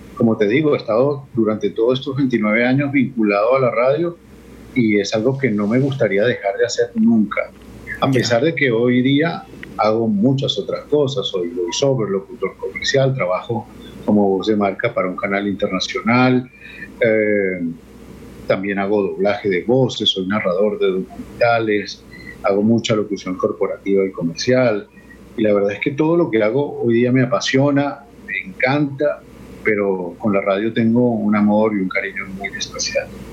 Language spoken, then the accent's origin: Spanish; Venezuela; accent: Venezuelan; Tenemos un acento muy marcado, una característica muy marcada eh, en nuestra forma de hablar